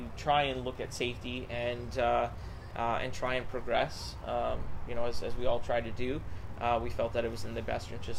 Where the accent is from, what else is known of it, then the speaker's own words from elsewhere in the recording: Saskatchewan, Canada; I'm from Saskatchewan